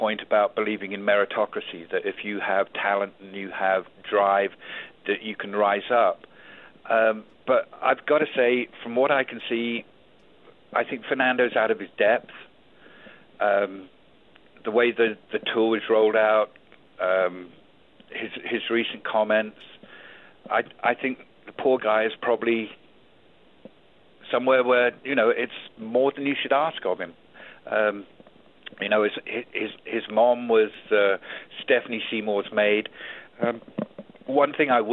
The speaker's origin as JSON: {"language": "English", "region": "England", "country": "United Kingdom", "tie": "born or raised there", "also_born_or_lived": "Auckland, New Zealand", "moved": "as an adult", "lives_now": "United States", "said": "I was raised in England"}